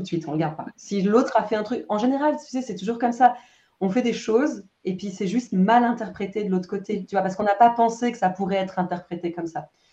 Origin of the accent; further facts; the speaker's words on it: France; moved away as an adult; also born or lived in Romandy, Switzerland; now in Switzerland; je suis française. je vis en Suisse romande depuis une, bonne dizaine d'années